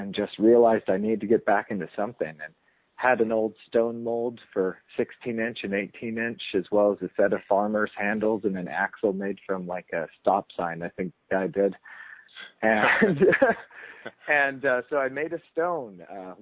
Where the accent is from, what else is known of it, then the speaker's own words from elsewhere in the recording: Alaska, United States; also born or lived in Arizona; now in North Carolina, United States; originally actually born and raised in Alaska and ended up in North Carolina by means of Arizona.